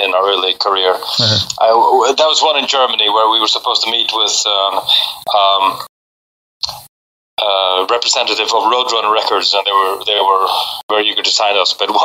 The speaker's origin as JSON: {"language": "English", "country": "Faroe Islands", "tie": "born or raised there", "also_born_or_lived": "Copenhagen, Denmark", "moved": "as an adult", "said": "I was born and raised in the Faroes, and then I went to Copenhagen to study"}